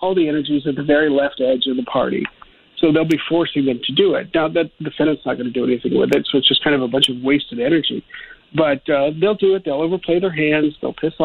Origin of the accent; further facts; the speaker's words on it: Ohio, United States; I'm from Ohio, and, you know, we were called the Rust Belt